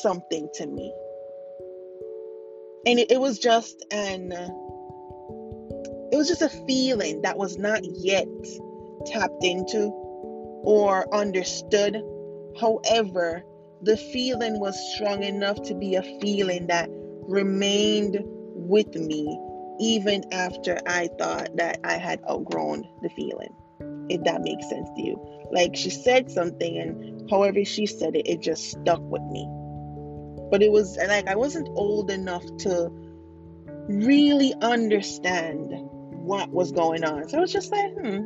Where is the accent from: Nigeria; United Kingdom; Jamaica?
Jamaica; being a Jamaican child and having Jamaican parents and growing up in a Jamaican household